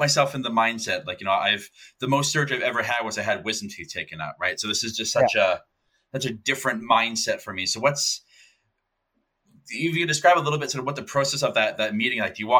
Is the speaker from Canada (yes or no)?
yes; Canada; I'm from Canada